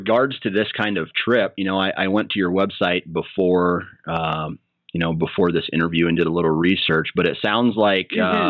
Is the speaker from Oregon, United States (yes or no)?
no; Iowa, United States; I'm from Iowa. So, we can see a long ways, but it's not up and down.